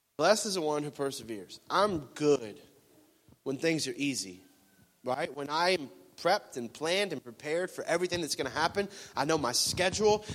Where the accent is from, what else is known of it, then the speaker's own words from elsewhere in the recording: Florida, United States; moved away; I'm from Florida